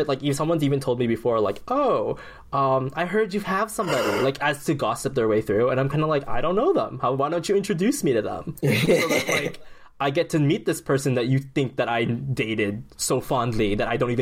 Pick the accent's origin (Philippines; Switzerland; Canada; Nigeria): Philippines; as a Filipino